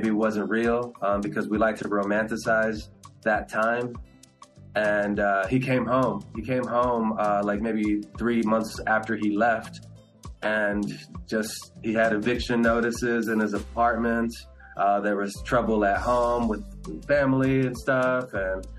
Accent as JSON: {"language": "English", "town": "Los Angeles", "region": "California", "country": "United States", "tie": "born or raised there", "first_language": "Spanish", "second_language": "English", "said": "I was born here in Los Angeles"}